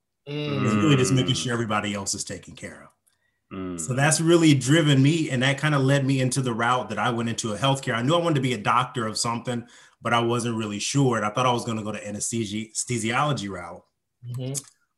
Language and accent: English; Indiana, United States; moved away as an adult; also born or lived in Huntsville, Alabama; I grew up in Indiana, actually in the Midwest, and I've lived pretty much all over the U.S.